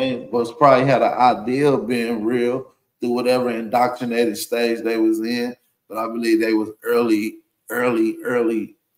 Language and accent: English; Tennessee, United States; I'm from Tennessee, so.